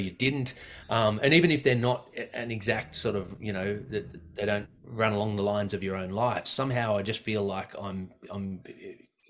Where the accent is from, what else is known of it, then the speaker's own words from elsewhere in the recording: Blue Mountains, New South Wales, Australia; growing up in the Blue Mountains in the 80s